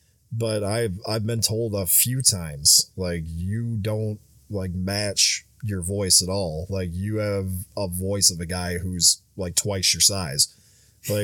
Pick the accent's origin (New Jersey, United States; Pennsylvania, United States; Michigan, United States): Michigan, United States; also born or lived in Louisiana; I'm like, no, I spent a few years in Louisiana and I kind of had to adopt the accent. I'm actually from Michigan.